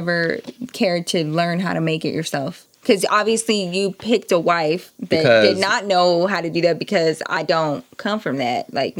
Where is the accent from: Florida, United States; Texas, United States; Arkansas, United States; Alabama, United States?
Texas, United States; Dallas; now in Denver, United States; as a Texan